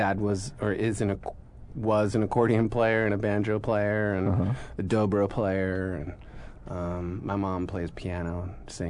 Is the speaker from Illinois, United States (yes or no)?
no; Haverford, Pennsylvania, United States; moved away as an adult; also born or lived in Italy; I was born and raised outside of Philadelphia, in Haverford.